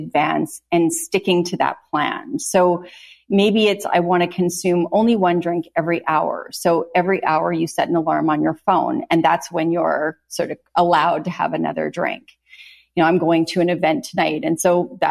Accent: Canada; I'm from Canada

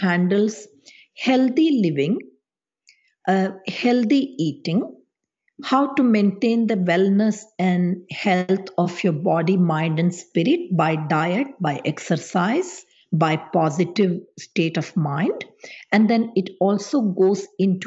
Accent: India; moved away; how I was raised back in India

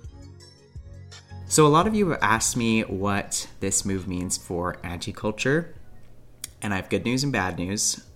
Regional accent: Calgary, Alberta, Canada; my hometown of Calgary, Alberta

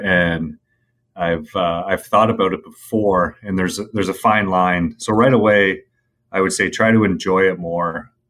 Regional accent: Toronto, Ontario, Canada; And for me, growing up in Toronto around Original Six, where hockey is number one

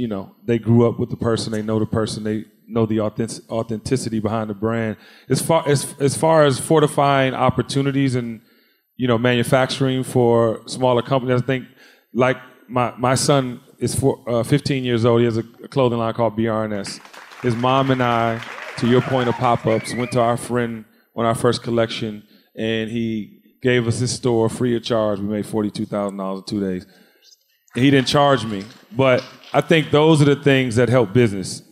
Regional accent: Washington, District of Columbia, United States; born or raised there; now in Atlanta, United States

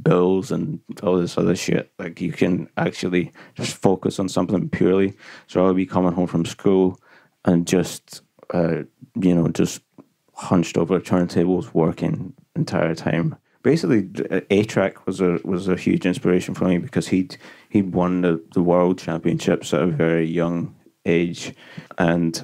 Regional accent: Glasgow, Scotland, United Kingdom; I'm from Glasgow in Scotland

